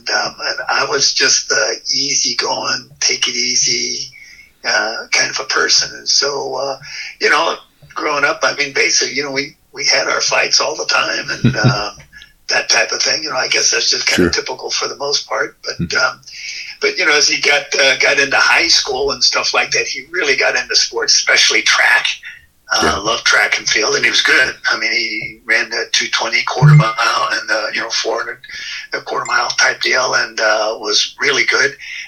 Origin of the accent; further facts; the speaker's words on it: California, United States; Well, Steve and I were like just 17 months apart in age, so he was 17 months older than I was.